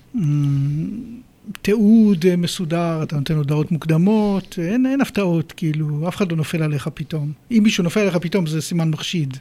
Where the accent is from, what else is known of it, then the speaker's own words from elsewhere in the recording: Israel; moved away as an adult; now in United Kingdom; נולדתי כאן, גדלתי כאן, ואת הרישיון שלי עשיתי פה בגיל 17